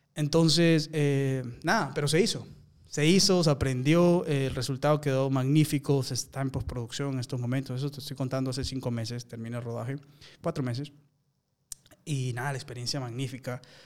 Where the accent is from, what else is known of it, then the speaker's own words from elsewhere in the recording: Peru; moved away as an adult; also born or lived in Colombia / United States; peruano. comencé mi carrera ya hace 12 años en Colombia. Soy de Perú